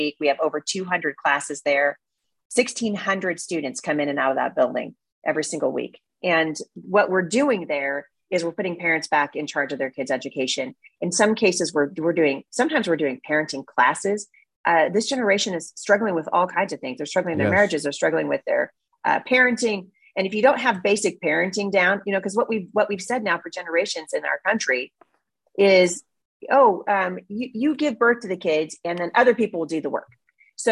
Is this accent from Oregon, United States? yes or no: yes; Portland, Oregon, United States; now in Battle Ground, Washington, United States; I grew up in Oregon